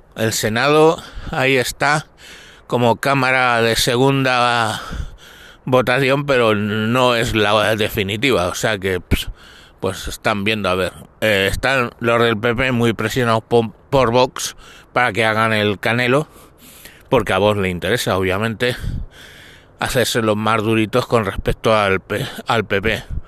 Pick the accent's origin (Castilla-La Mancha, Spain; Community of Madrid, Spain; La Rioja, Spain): Community of Madrid, Spain; Galapagar; aquí en mi pueblo, en Galapagar